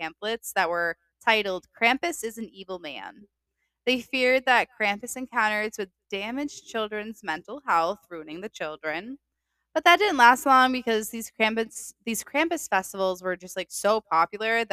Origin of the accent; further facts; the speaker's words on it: Boston, Massachusetts, United States; accent: Boston; my fucking Boston accent